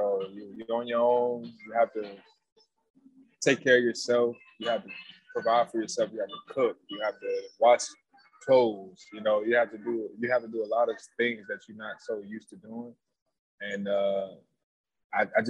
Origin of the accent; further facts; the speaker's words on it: Richmond, Virginia, United States; moved away; I'm from Richmond.